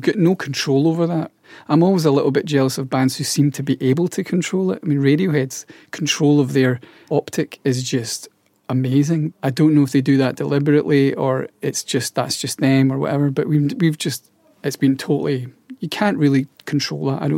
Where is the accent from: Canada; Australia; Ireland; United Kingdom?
United Kingdom; Scotland; being Scottish, people are quite light-hearted there, and we have this lightness about us